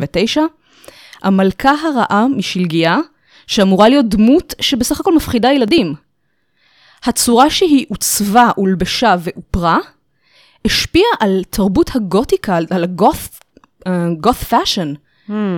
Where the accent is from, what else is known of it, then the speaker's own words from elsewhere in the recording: Israel; נולדתי בארץ, ההורים מחבר העמים